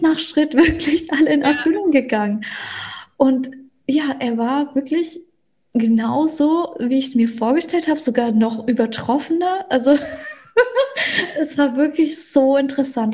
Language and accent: German; Russia; now in Germany; Ich bin ja gebürtige Russin, deswegen mache ich auch viel auf Russisch